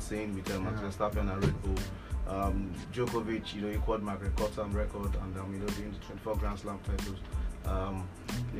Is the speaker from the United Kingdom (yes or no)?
no; Nigeria; being a Nigerian